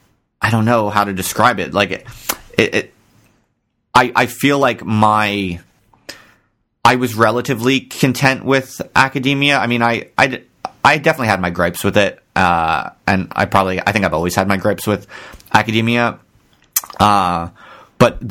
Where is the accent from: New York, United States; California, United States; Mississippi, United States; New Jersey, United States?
New Jersey, United States; Ocean Township; I'm from Ocean Township, New Jersey